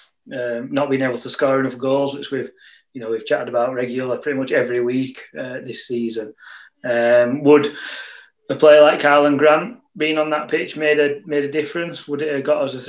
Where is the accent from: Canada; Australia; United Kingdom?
United Kingdom; Yorkshire and the Humber; As a Yorkshireman, I'm far too tight to pay 10 quid to iFollow.